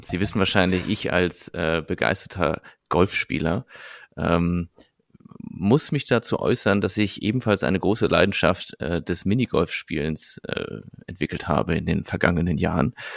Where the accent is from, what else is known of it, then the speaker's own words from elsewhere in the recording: Nettetal, North Rhine-Westphalia, Germany; moved away; ich komme ja aus der Nähe von Fenlo, also aber noch deutsche Seite